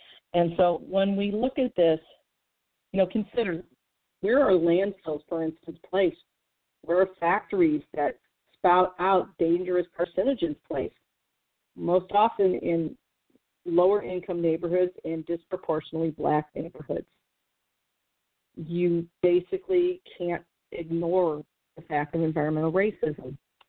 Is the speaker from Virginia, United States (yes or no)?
no; St. Louis, Missouri, United States; My hometown of St. Louis is a prime example.